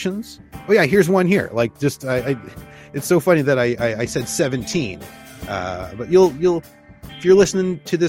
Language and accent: English; Canada; we are Canadian